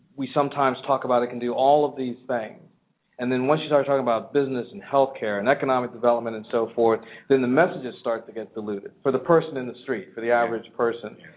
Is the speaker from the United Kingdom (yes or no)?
no; California, United States; I'm from California